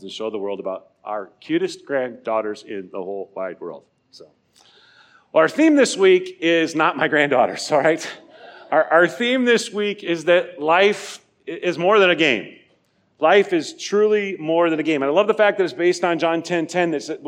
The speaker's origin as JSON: {"language": "English", "region": "Nebraska", "country": "United States", "tie": "born or raised there", "moved": "yes", "said": "I grew up in Nebraska."}